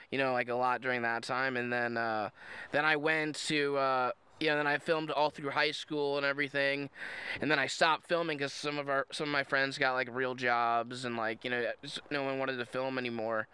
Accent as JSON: {"language": "English", "region": "Indiana", "country": "United States", "said": "I'm from Indiana"}